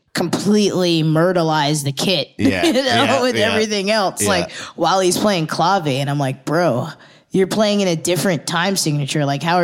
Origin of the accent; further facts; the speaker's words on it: Germantown, Maryland, United States; also born or lived in Fredericksburg, Virginia; I was born in Fredericksburg, but I grew up in Maryland.